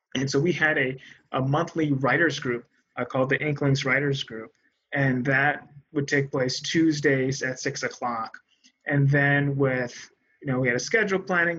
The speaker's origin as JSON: {"language": "English", "town": "New Haven", "region": "Connecticut", "country": "United States", "tie": "born or raised there", "said": "New Haven's my hometown"}